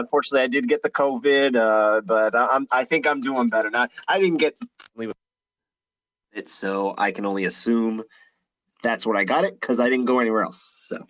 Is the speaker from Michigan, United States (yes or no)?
no; New Jersey, United States; Oh, Jersey. All my life. North Jersey.